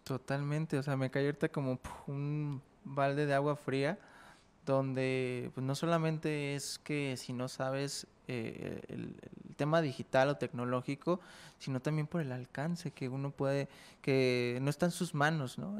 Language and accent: Spanish; Jalisco, Mexico; somos de Jalisco